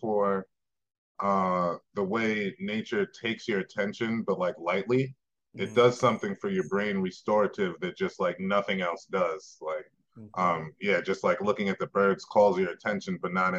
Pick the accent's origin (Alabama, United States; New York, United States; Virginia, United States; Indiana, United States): New York, United States; moved away as an adult; now in Colorado, United States; I'm from New York originally. I moved here about 8 years ago